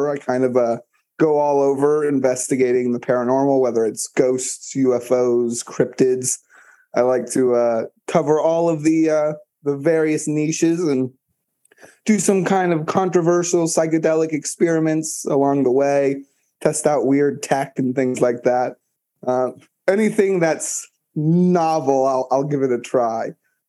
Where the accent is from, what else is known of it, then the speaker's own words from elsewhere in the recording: South Florida, United States; I'm from South Florida originally